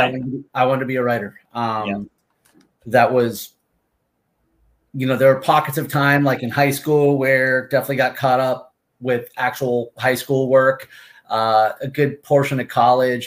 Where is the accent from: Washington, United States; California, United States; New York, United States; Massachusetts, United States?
Massachusetts, United States; Martha's Vineyard; moved away as an adult; also born or lived in Amherst, Massachusetts; now in Seminole, Florida, United States; I'm originally from Martha's Vineyard